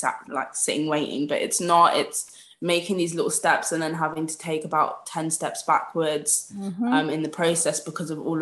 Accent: Peterborough, East of England, United Kingdom; moved away as an adult; I was back in Peterborough, which is my hometown, for the summer

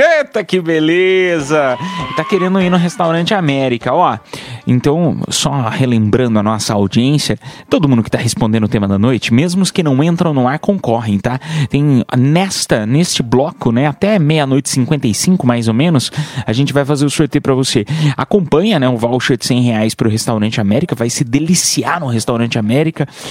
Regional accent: Piedade, São Paulo, Brazil; moved away; lá da minha cidade de Piedade

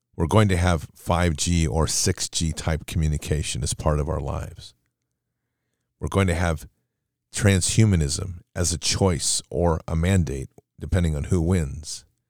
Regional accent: United States; we as the American public

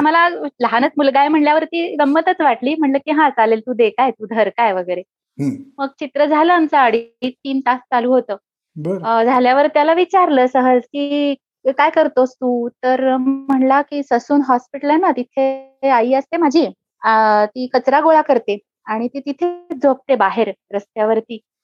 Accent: Pune, Maharashtra, India; moved away as an adult; also born or lived in San Francisco, United States; अतिशय आनंदी बालपण गेलं पुण्यात आम्ही शनिवार पेठेमध्ये राहायचो

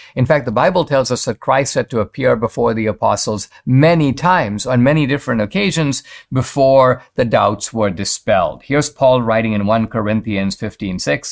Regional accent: Mumbai, Maharashtra, India; moved away; I grew up in Bombay, uh, now called Mumbai

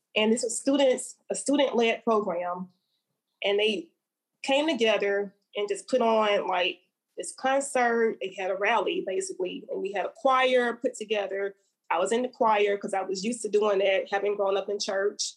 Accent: Montgomery, Alabama, United States; I'm from Montgomery, Alabama, mm-hmm. born and raised, um, proudly

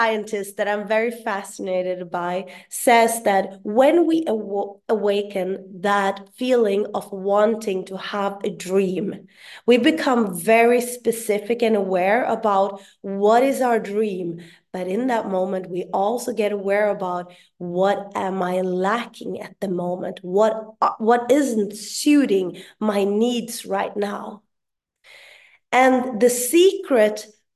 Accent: Sweden; first language Swedish; English is a second language; my mother tongue in Swedish

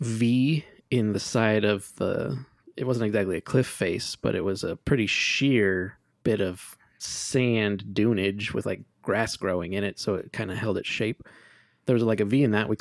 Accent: Oregon, United States; growing up in Oregon, there were some really cool choices for summer camp

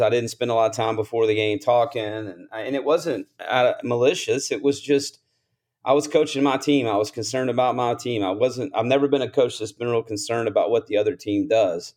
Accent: Columbus, Mississippi, United States; I grew up in Columbus, Mississippi, a small town, about twenty-five thousand people

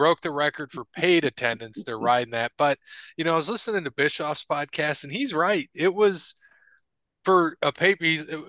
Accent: Toledo, Ohio, United States

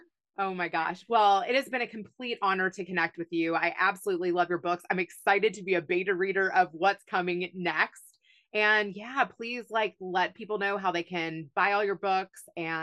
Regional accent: Kentucky, United States; also born or lived in Los Angeles; now in Houston, United States; I grew up in Kentucky

